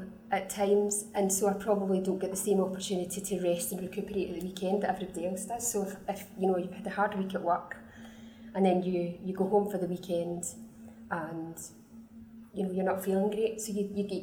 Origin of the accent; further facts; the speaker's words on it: Scotland, United Kingdom; the bossy Scottish lady or the noisy Scottish lady